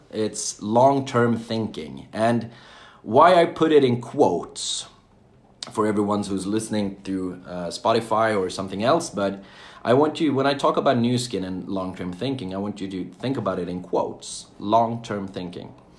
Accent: Jönköping, Jönköping County, Sweden; I'm from Sweden I was born and raised in a small town called Jönköping

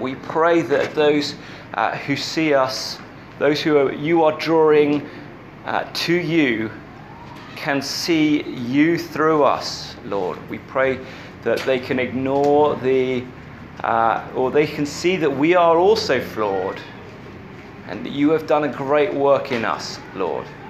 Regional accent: England, United Kingdom; as an English person

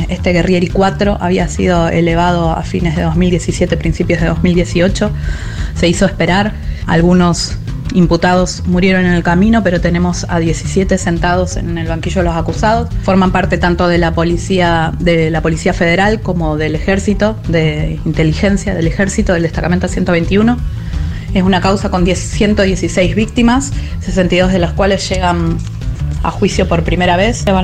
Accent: Uruguay; now in Buenos Aires, Argentina; la Uruguaya de Once.

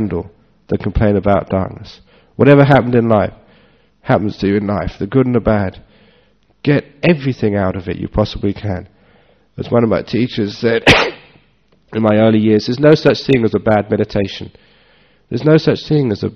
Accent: Northeast Thailand, Thailand; It just wasn't there in the villages of northeast Thailand.

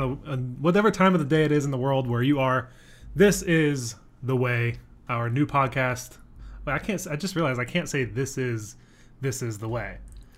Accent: Virginia, United States; now in Austin, United States; I'm 26, not from Texas. I'm from Virginia. I have a lot of family from Texas, though, which is what brought me here.

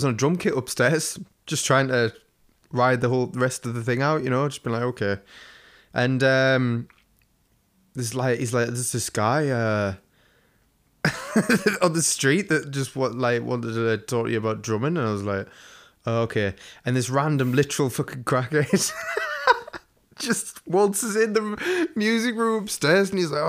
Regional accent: England, United Kingdom; Yeah, but we're English and every house is old as fuck here.

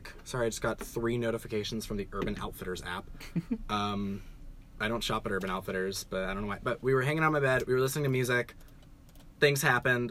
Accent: New York City, New York, United States; I'm from New York.

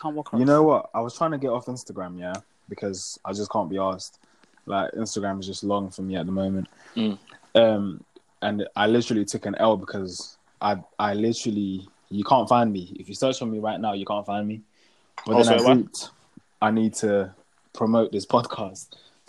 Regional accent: Ghana; I'm Ghanaian

